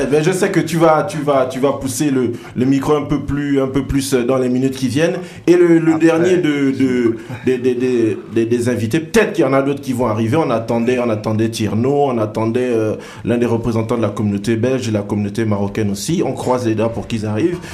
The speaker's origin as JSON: {"language": "French", "country": "Gabon", "said": "je suis Gabonais"}